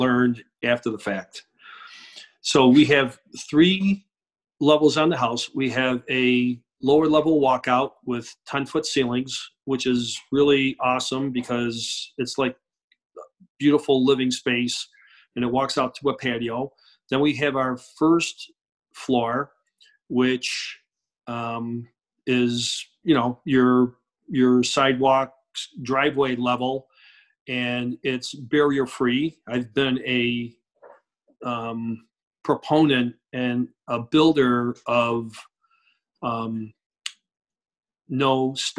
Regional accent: Rochester, New York, United States; I grew up in Rochester, New York

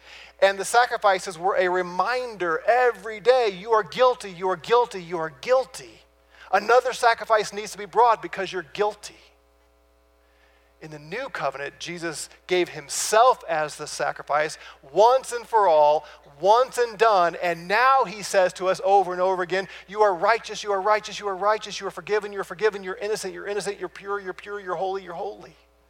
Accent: St. Louis, Missouri, United States; I'm from St. Louis. I mean, I'm used to the Mississippi River, the Missouri River.

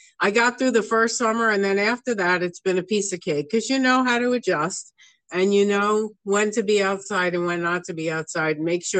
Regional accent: New York, United States; because I came from New York.

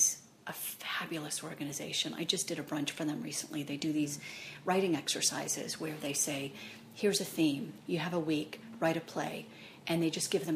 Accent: Deep South, United States; moved away; I come from the Deep South

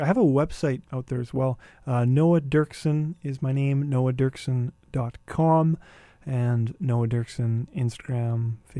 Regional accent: Winnipeg, Manitoba, Canada; moved away as an adult; also born or lived in Vancouver; I think this might be the first time that I'll ever see him in Winnipeg, in my hometown.

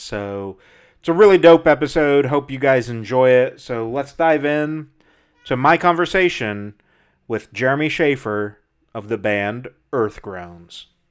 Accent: Midwest, United States; I'm from the Midwest

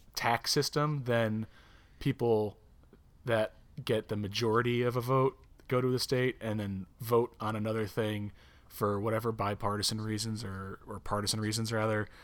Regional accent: near Albany, Upstate New York, United States; moved away; we're from right near Albany

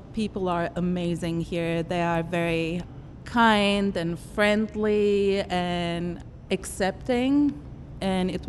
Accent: Germany; born there; we have been together uh, with some uh, Jewish communities all throughout my life and I was born in Germany.

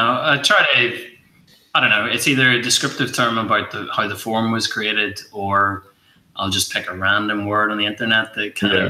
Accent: Ireland; I'm Irish

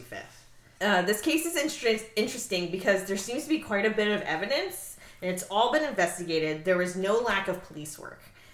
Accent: Florida, United States; we're from Florida

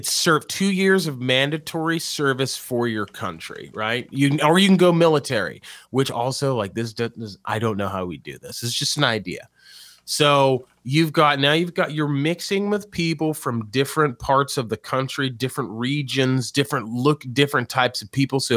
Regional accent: New Mexico, United States; now in Louisiana, United States; Like I'm from I'm from New Mexico, and now I'm in Louisiana rebuilding the nation.

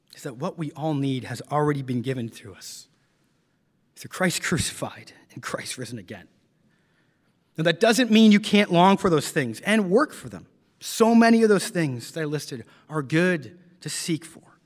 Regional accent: London, Ontario, Canada; moved away; my hometown of London, Ontario, Canada

